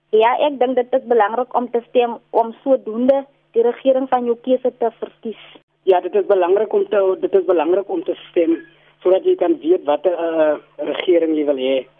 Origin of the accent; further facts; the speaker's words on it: Barkly West, Northern Cape, South Africa; ek is van Buckley West